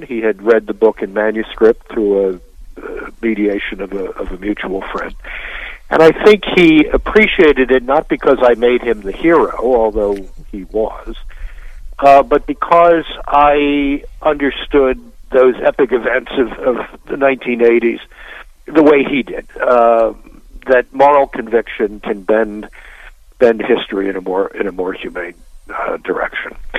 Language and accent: English; Baltimore, Maryland, United States; I grew up in Baltimore